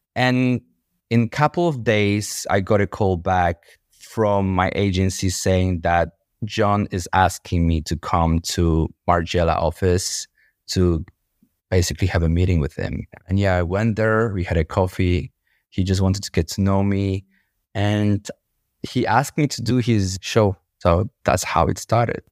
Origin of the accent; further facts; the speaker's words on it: Łódź, Łódź Voivodeship, Poland; moved away as an adult; now in London, United Kingdom; I was born in Poland, in the city called Łódź. I was raised in one of the most dangerous and poorest neighborhoods